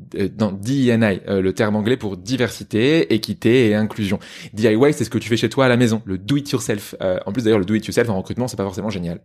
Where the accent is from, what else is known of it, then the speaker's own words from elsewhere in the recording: Poitiers, Nouvelle-Aquitaine, France; on dit Pictavien, merci, et je te permets pas de te moquer de ma ville natale